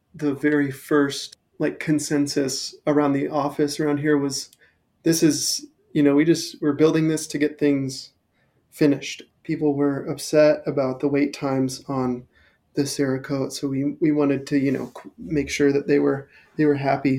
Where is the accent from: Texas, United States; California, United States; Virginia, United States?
California, United States; Thousand Oaks; moved away as an adult; also born or lived in Portland, Oregon / Ventura, California; now in Denver, United States; I grew up in Thousand Oaks, which is like a mecca for mountain biking